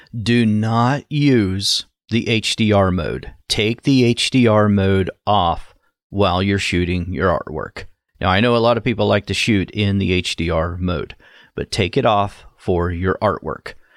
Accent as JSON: {"language": "English", "region": "Ohio", "country": "United States", "tie": "born or raised there", "said": "from my home state in Ohio"}